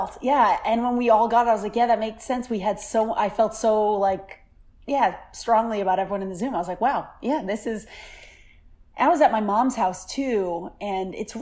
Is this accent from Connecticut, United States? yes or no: no; Seekonk, Massachusetts, United States; I'm from Seekonk, Mass